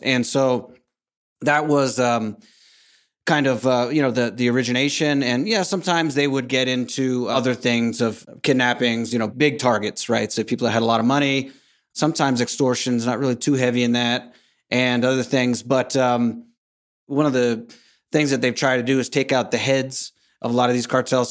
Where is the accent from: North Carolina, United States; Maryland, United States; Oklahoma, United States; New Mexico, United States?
North Carolina, United States; moved away as an adult; also born or lived in San Diego, California / Madrid / Caribbean; now in San Miguel de Allende, Mexico; I was born in San Diego, California, was raised mostly in North Carolina